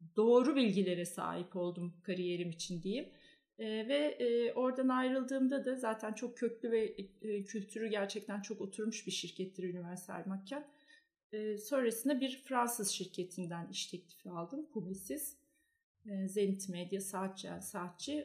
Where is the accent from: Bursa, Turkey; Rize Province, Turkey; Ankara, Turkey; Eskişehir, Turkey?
Ankara, Turkey; moved away as an adult; now in Istanbul, Turkey; ben Ankaralıyım